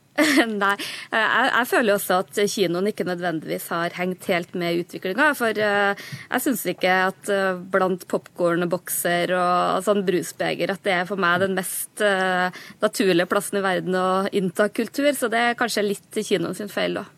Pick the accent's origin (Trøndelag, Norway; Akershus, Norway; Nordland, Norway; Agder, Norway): Trøndelag, Norway; Namdalen; Jeg er jo fra Namdalen